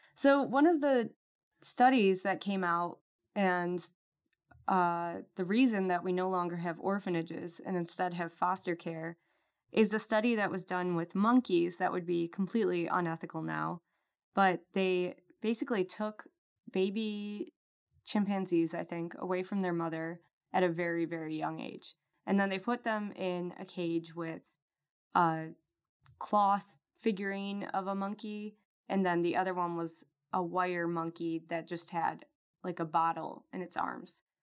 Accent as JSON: {"language": "English", "town": "Rochester", "region": "New York", "country": "United States", "tie": "born or raised there", "said": "the Rochester, New York Army Ordnance Department, which is my hometown"}